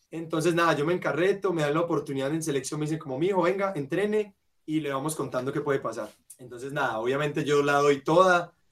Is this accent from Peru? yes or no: no; Florencia, Caquetá, Colombia; also born or lived in Caucasia / Popayán / Bogotá; Yo nací en Caucasia, pero realmente viví seis meses cuando nací. Después me ha tocado, me tocó vivir en Popayán un tiempo. De ahí me tocó vivir en Bogotá y terminó en Florencia, Caquetá. De allá es la ciudad donde